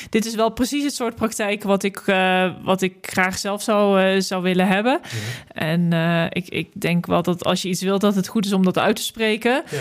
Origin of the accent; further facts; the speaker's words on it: Nijmegen, Gelderland, Netherlands; In Nijmegen.